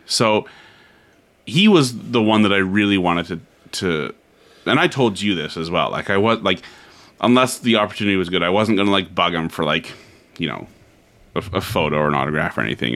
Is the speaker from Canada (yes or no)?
yes; Canada; I'm from Canada